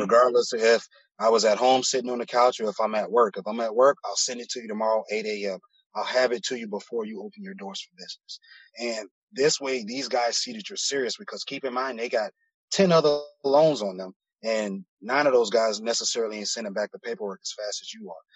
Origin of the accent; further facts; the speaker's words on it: Miami, Florida, United States; also born or lived in Broward County; I'm from Miami originally, born and raised in Miami. Um, I moved up into Broward County around like elementary, middle school, but I'm back and forth from between Broward and Miami